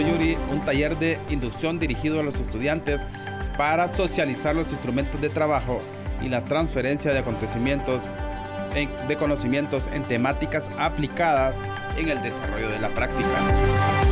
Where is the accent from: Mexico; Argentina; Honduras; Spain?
Honduras; nos identifica como hondureños